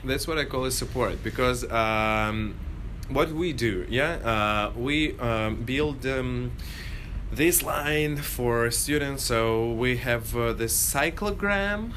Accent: Moscow, Russia; also born or lived in Indianapolis, United States; I'm originally from Moscow, from Russia

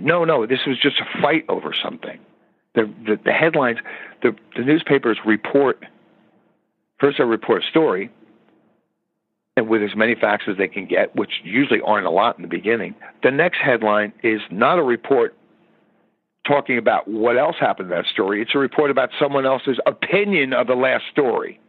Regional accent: United States; I'm an American citizen

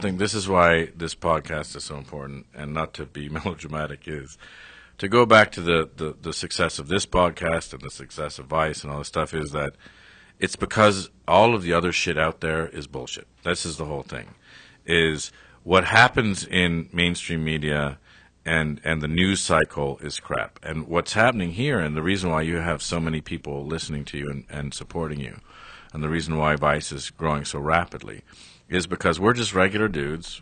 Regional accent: Canada; I'm Canadian

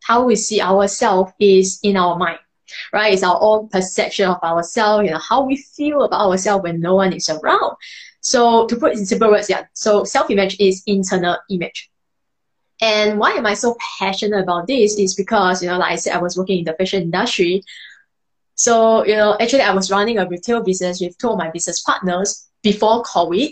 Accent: Malaysia; moved away as an adult; now in Singapore; I'm actually from Malaysia, not Indonesia

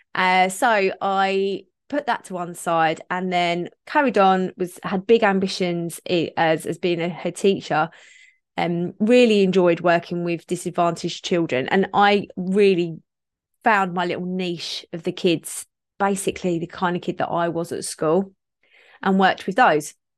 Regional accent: Kent, South East England, United Kingdom; I grew up in Kent

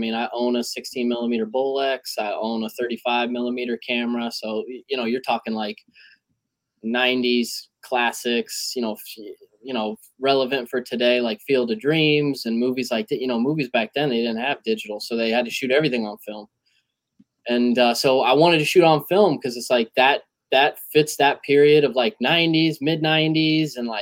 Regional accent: Midwest, United States; I'm from the Midwest too

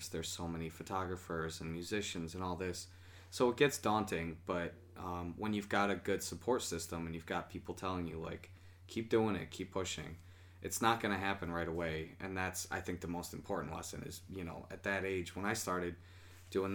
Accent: Syracuse, New York, United States; I am from Syracuse, born and raised

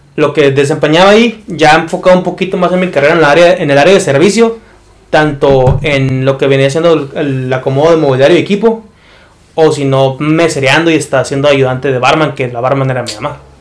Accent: Mexico; yo soy mexicano

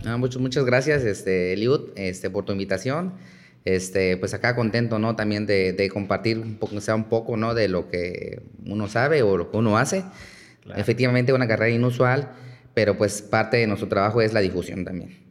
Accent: Chiapas, Mexico; moved away as an adult; now in Yucatán, Mexico; yo vengo, soy originario de Chiapas

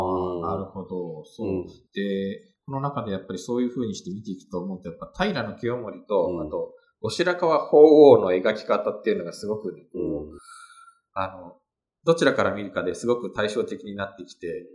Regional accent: Kanto, Japan; 私が関東出身だからかもしれないんですけど

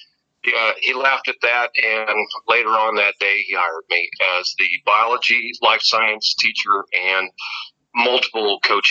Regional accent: Valley Heights, Kansas, United States; I was from Valley Heights

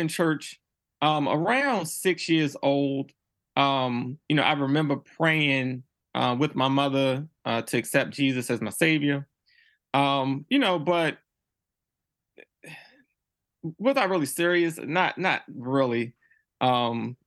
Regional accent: Baltimore, Maryland, United States; I grew up in Baltimore City

